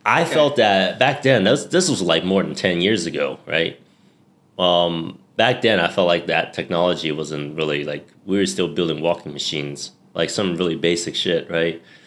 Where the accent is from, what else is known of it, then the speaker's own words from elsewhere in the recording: New York, United States; moved away as an adult; also born or lived in Hong Kong; now in Bangkok, Thailand; I was born and raised in New York